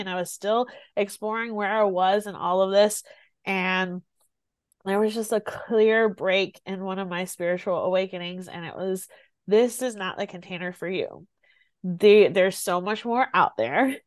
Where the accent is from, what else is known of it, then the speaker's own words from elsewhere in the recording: Greenwood, South Carolina, United States; i grew up here in South Carolina, and I grew up here in a very small town in South Carolina